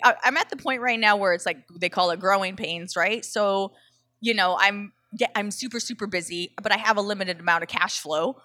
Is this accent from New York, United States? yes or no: no; Southern California, United States; I'm from Southern California